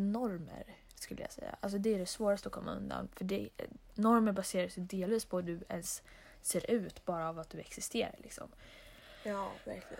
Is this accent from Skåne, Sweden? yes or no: no; Stockholm, Stockholm County, Sweden; now in Molkom, Sweden; vi är från Stockholm